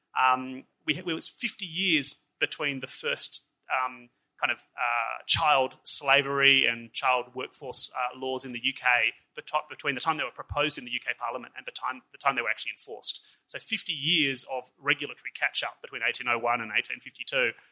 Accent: Australia; moved away as an adult; also born or lived in Switzerland; as an Australian

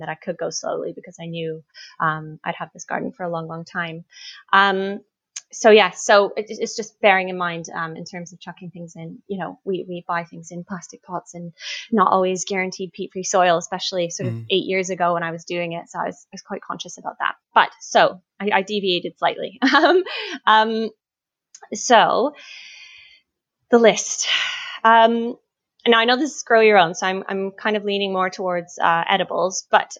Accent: Canada; now in United Kingdom; I grew up in Canada

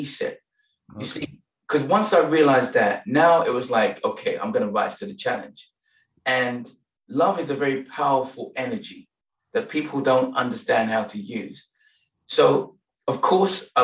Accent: Nigeria; now in London, United Kingdom; I'm Nigerian

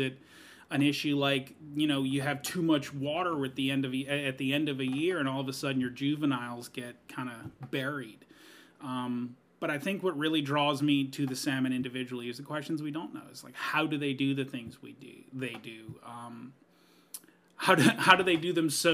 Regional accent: New Orleans, Louisiana, United States; now in Longview, Washington, United States; I am from the South, from New Orleans, Louisiana

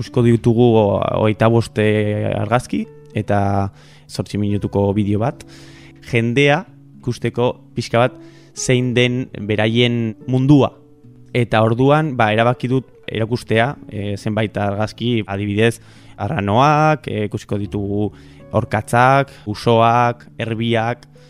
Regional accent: Burgos, Castile and León, Spain; now in San Sebastián, Spain; nire ametsa da hori, horra joatea bizitzera, nire herrira, zeni donostian bizi naiz

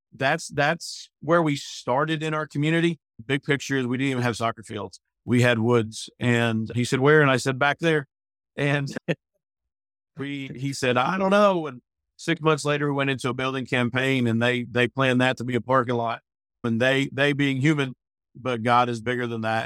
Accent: Pennsylvania, United States; moved away as an adult; also born or lived in Tuscaloosa, Alabama; now in Northport, United States; I came from Pennsylvania as an 18 year old came down to march in the Million Dollar Band here in Tuscaloosa

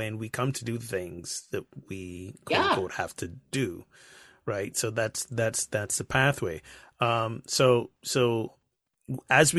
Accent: Barbados; moved away; I grew up in the Caribbean, Barbados, to be exact

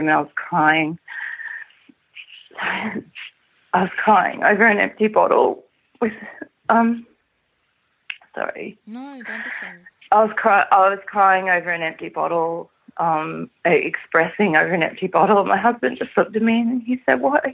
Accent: Singapore; I was born in Singapore

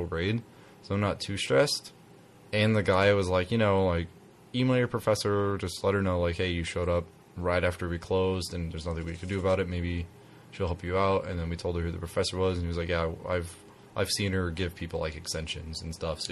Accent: Las Vegas, Nevada, United States; also born or lived in Oregon; I I didn't grow up in Oregon. I grew up in Vegas, but I lived in Oregon

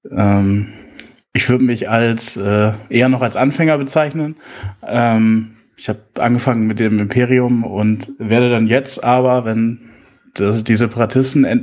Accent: Lower Saxony, Germany; ich komme aus dem Landkreis Cuxhaven.

